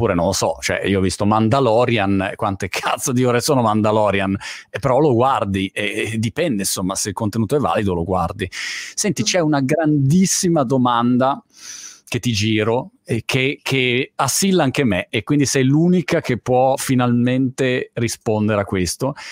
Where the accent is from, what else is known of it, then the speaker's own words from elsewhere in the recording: Milan, Lombardy, Italy; anch'io io sono milanese